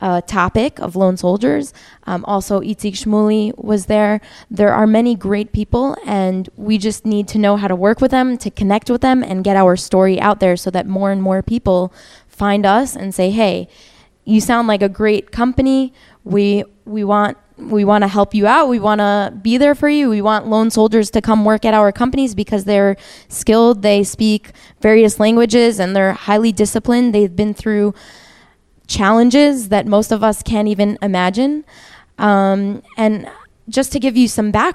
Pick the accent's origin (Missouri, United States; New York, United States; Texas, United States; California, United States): New York, United States; Rockland County; moved away as an adult; now in Israel; I'm also originally from New York, Rockland County.